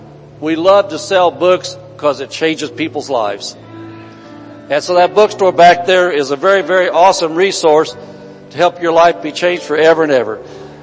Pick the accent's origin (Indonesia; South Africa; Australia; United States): United States; Indiana; Back in Indiana, we came from Indiana